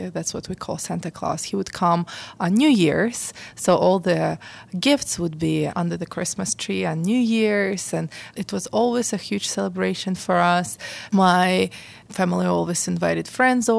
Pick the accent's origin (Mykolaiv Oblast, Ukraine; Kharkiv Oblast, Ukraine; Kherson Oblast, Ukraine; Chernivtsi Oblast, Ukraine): Kherson Oblast, Ukraine; Kherson; moved away as an adult; also born or lived in Chicago, United States; now in Pittsburgh, United States; I was born in Kherson. It's a small town in Ukraine. It used to be Soviet Union when I was born, and I was born on April 4th, 1983. The town I grew up is pretty small